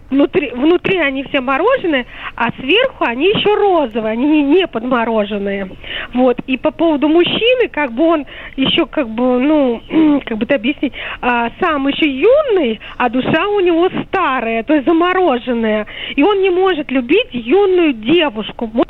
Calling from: Moscow, Russia; я из Москвы.

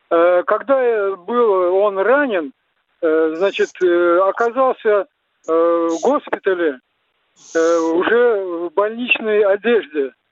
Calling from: Samara, Samara Oblast, Russia; я из Самары, у меня два вопроса.

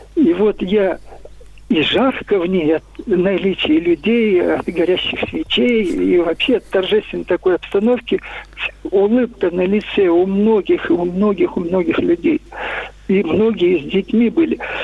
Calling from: Moscow, Russia; я звоню из Москвы

